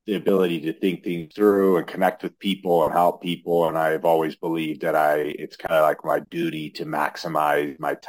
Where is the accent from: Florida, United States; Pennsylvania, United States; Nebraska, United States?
Nebraska, United States; Lincoln; moved away as an adult; now in Denver, United States; I'm originally from Lincoln, Nebraska